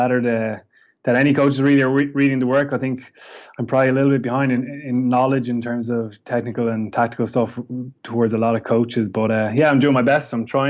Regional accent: Waterford, Munster, Ireland; I'm from Waterford in the southeast of Ireland. Grew up there.

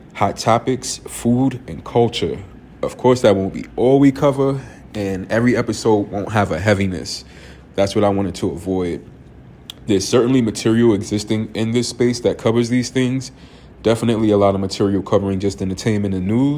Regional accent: New York City, New York, United States; I am from Harlem, New York

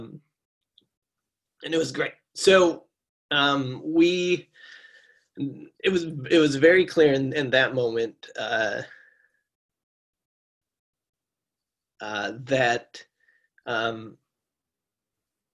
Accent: Michigan, United States; now in Los Angeles, United States; I'm from Michigan

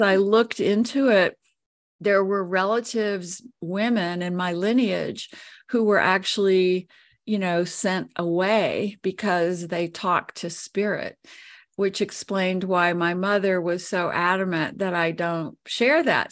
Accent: New Orleans, Louisiana, United States; now in Colorado, United States; I was born and raised there

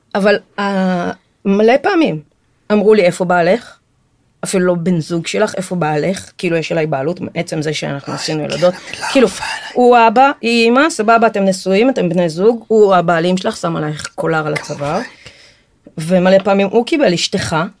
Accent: Israel; אני נולדתי בארץ, אבל שני ההורים שלי ברזילאים

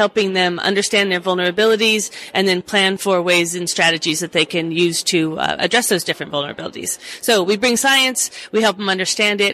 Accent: Oregon, United States; I'm from Oregon

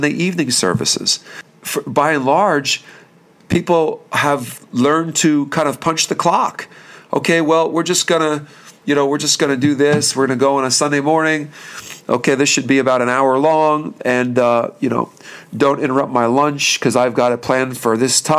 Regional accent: Bethlehem, Pennsylvania, United States; we're from the Bethlehem, Pennsylvania area

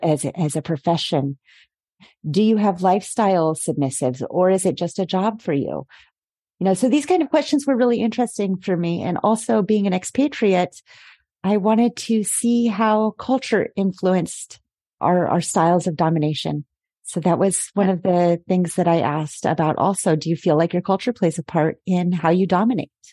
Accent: United States; moved away as an adult; now in Paris, France; I am an American based in Paris for about the last seven years

